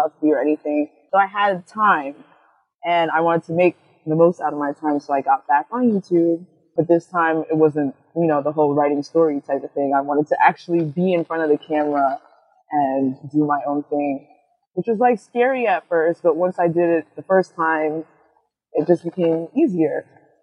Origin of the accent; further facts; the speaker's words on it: New York City, New York, United States; I'm from Queens. Originally from Jamaica, Queens, but now I'm out somewhere else